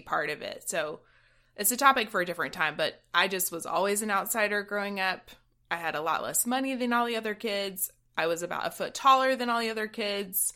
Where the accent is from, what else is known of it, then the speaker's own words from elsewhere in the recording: South Georgia, United States; I'm from South Georgia, where church is a thing that pretty much everybody else did